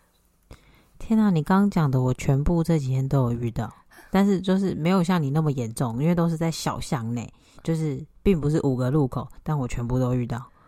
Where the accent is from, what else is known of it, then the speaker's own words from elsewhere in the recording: Taiwan; moved away as an adult; 我记得我第一次回台湾的时候